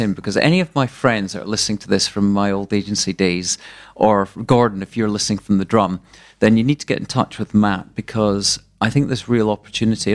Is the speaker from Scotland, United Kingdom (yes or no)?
yes; Arbroath, Scotland, United Kingdom; up the road from where I was born in Arbroath.